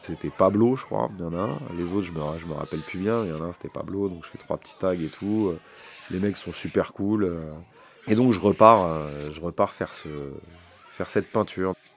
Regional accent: Paris, Île-de-France, France; chez nous à Paris

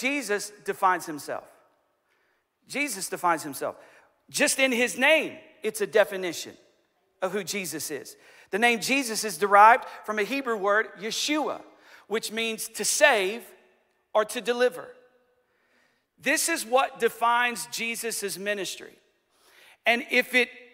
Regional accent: United States; as American Christians

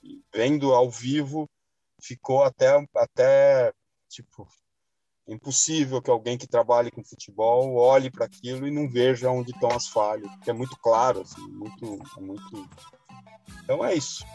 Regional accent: Argentina; now in Brazil; eu como argentino que moro num país estrangeiro

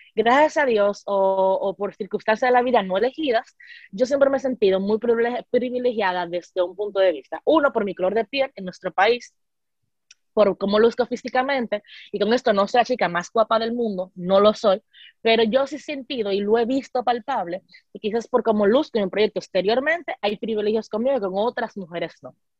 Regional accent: Dominican Republic; nuestra experiencia como mujeres dominicanas doctales

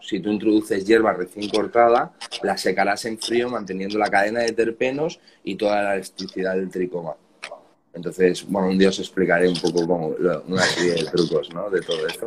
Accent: Barcelona, Catalonia, Spain; nosotros somos de Barcelona

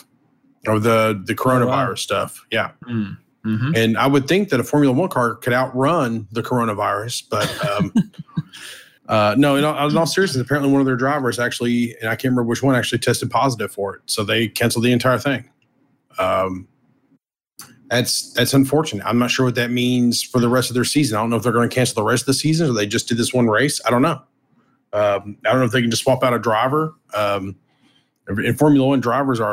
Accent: the South, United States; I'm from the South

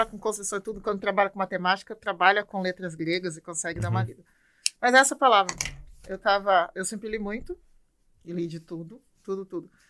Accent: São Paulo, Brazil; also born or lived in Panorama / Salvador / Campinas; Sou paulistana, sou da freguesia do Ó, aqui é da periferia da freguesia do Ó. Mas já rodei aí um pouquinho, né?

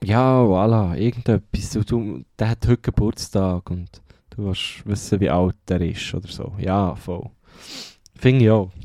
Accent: Switzerland; accent: Swiss German (Mundart); first language Swiss German; meine, meine erste Sprache wird weiterhin Mundart sein

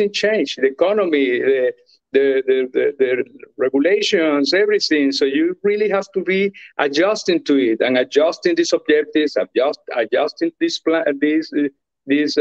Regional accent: Venezuela; moved away as an adult; I'm from Venezuela

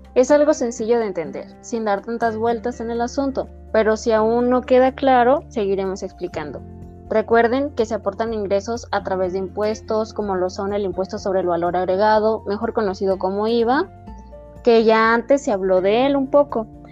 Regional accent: Mexico; nosotros como mexicanos

